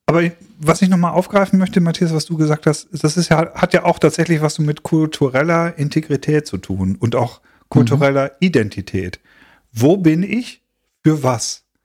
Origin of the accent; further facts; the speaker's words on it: Schleswig-Holstein, Germany; für mich als geborenen norddeutschen Holsteiner